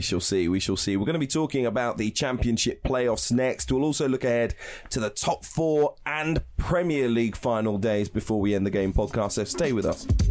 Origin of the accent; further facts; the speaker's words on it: Wembley, London, United Kingdom; I grew up in Wembley.